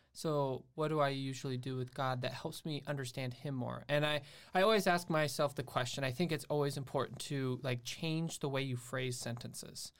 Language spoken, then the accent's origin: English; St. Croix Falls, Wisconsin, United States; also born or lived in Alabama; I've basically grown up in the same area in Wisconsin